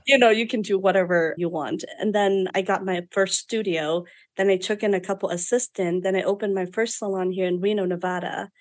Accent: Vietnam; moved away as an adult; now in United States; I was born and raised in Vietnam

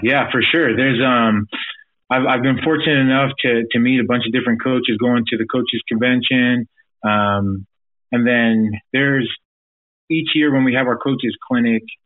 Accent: Provo, Utah, United States; growing up in Provo, Utah, there's not a lot of diversity

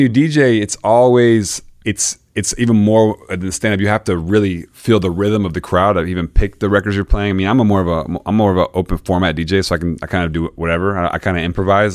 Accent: Florida, United States; moved away; also born or lived in Mississippi; Growing up in Florida

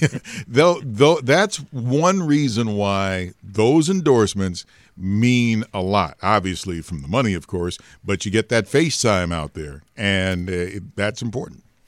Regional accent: Detroit, Michigan, United States; I'm from Detroit

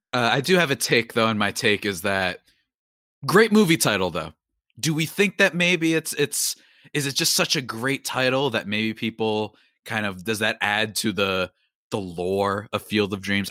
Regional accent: New Jersey, United States; I'm from New Jersey

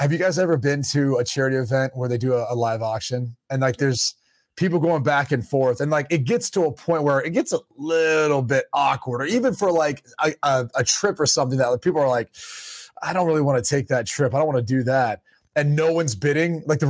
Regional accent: Dublin, Ohio, United States; moved away; the course that I play back up in my hometown, the Village, it's a PGA Tour course.

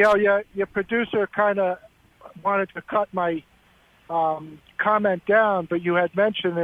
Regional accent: New York, United States; I come from New York.

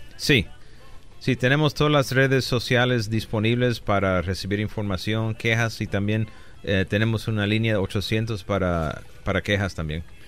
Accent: Aguadilla, Puerto Rico; moved away as an adult; also born or lived in Chicago / Rochester, New York / New York City; now in Los Angeles, United States; nací en Chicago, me crié en Rochester, Nueva York. Un año en la ciudad de Nueva York y los últimos 11 años de joven Ah, de los 9 a los 20 en la isla de Puerto Rico, en el pueblecito de Aguadilla, Puerto Rico

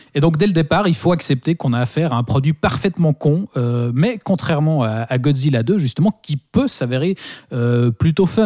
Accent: Switzerland; par chez nous en Suisse

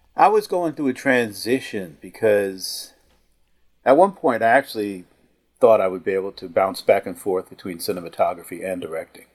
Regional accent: Newark, New Jersey, United States; my growing up in Newark, New Jersey, uh, in the housing project in the fifties and the sixties.

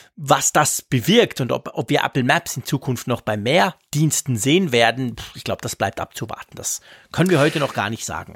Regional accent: Switzerland; als Schweizer

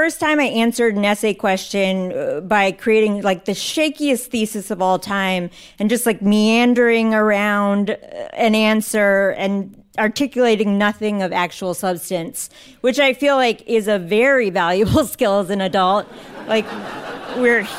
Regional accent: Northern Virginia, United States; I grew up in Northern Virginia

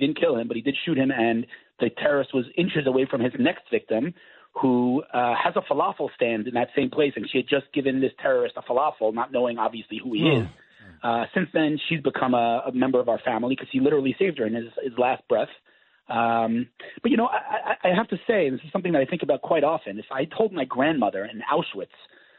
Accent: New York City, New York, United States; moved away as an adult; now in Israel; I'm from Queens. I grew up in Queens, moved to Israel 30 years ago.

